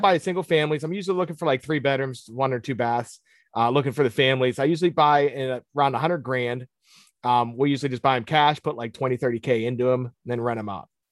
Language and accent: English; Pittsburgh, Pennsylvania, United States; I'm born and raised in Pittsburgh